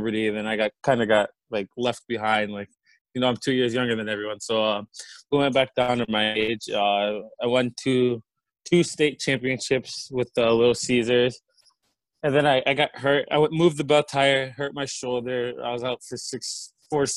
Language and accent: English; Michigan, United States; So growing up in Michigan